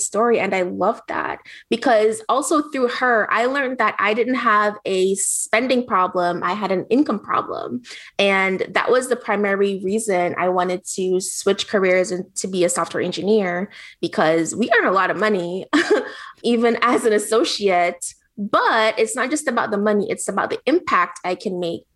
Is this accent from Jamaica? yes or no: yes; Jamaica; moved away; I grew up poor, so I thought poor was just going to be me. I grew up in Jamaica, really, really poor, with a single mom. Then I moved here